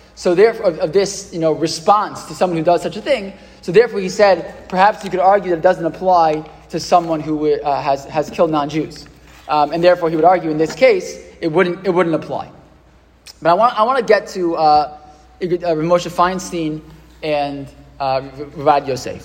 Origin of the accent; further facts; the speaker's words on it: United States; born or raised there; also born or lived in Israel